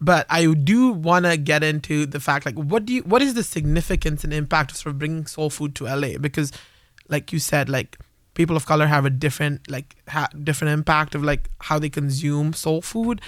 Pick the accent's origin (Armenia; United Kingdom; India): India; moved away; I grew up in India